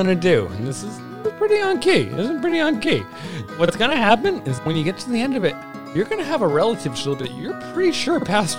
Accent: Washington, United States; also born or lived in Tacoma; I grew up on the Olympic and Kinsack peninsulas in the state of Washington. And even when we lived in Tacoma, we lived on the outskirts.

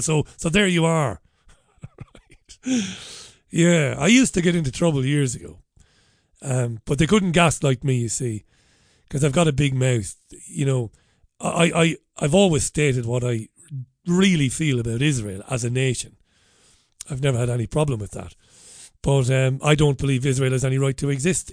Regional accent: Ireland; accent: Irish; now in United Kingdom; I'm an Irishman. You can probably tell that by my outrageous accent

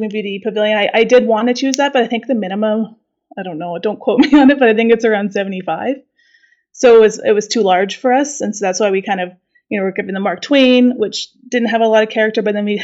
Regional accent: Calgary, Alberta, Canada; we're from Canada. We're from Calgary, Alberta

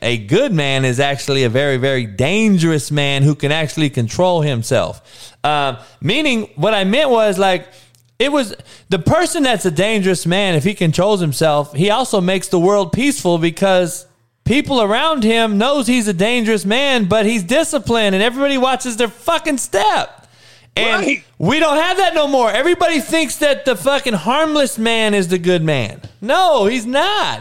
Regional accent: Compton, California, United States; my growing up? So in Compton in the in the in the eighties

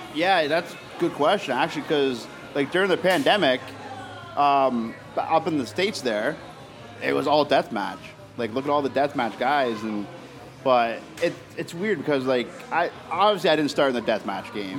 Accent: Oshawa, Ontario, Canada; I'm from Oshawa

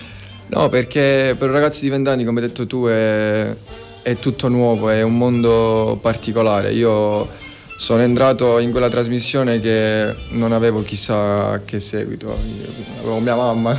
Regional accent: Sicily, Italy; siamo, siamo siciliani

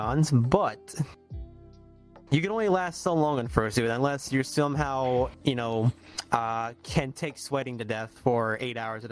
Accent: Florida, United States; I'm born in Florida. I'm molded by the heat

